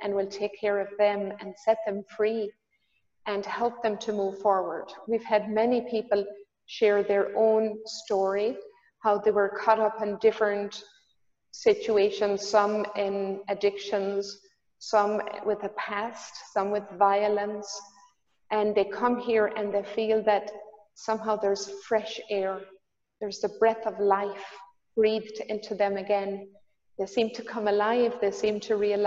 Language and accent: English; Ireland; moved away as an adult; now in Magdala, Israel; I'm from Ireland. Now I have the joy of living here in Magdala the last 4 years